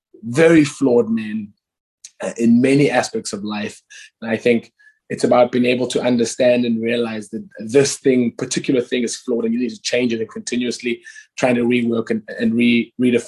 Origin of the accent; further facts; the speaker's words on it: Cape Town, Western Cape, South Africa; I'm a South African who was raised in the township of Guguletu and Langa